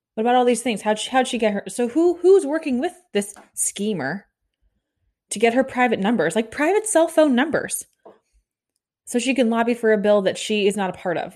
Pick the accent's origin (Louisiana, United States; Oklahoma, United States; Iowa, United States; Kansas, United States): Kansas, United States; Overland Park; my hometown of Over Elm Park, Kansas